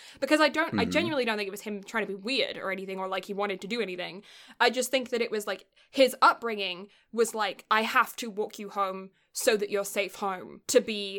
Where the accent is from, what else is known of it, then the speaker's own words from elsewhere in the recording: England, United Kingdom; I grew up in a house where I'm like, I'm English, you know, like, I don't have that level, that same chivalry thing isn't in my brain.